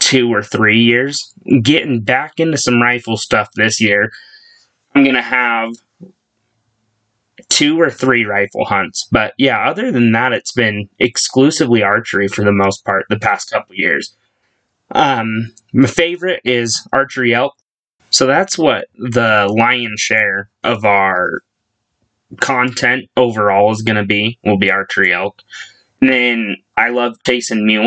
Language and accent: English; Ogden, Utah, United States; moved away as an adult; now in Rigby, United States; I'm from Ogden, Utah, originally, but 3 years ago-ish, I actually moved down to Idaho.